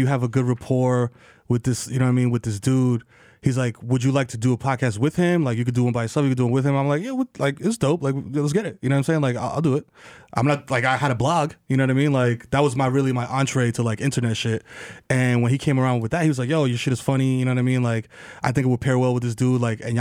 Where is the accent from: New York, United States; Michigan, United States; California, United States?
New York, United States; New York City; growing up in the Bronx, West Indian parents